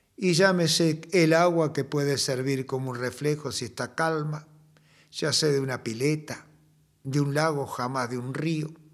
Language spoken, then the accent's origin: Spanish; Argentina; como el castellano nuestro, hemos ido argentinizándolo